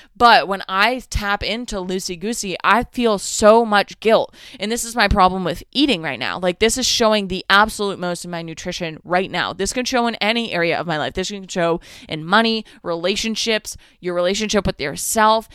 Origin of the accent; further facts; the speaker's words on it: Northeast, United States; I'm from the Northeast.